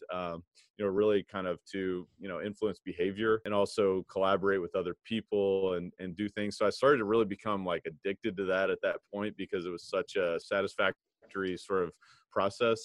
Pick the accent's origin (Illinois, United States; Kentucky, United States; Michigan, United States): Kentucky, United States; Louisville; I played basketball growing up. I'm from Kentucky, Louisville, Kentucky